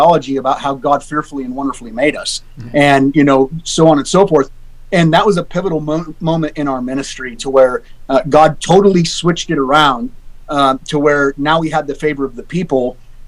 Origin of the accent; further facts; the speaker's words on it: Alaska, United States; I'm born and raised in Alaska